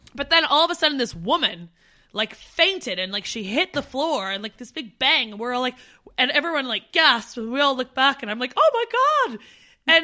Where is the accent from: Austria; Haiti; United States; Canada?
Canada; near Niagara Falls, Ontario; moved away as an adult; Steph and I grew up near Niagara Falls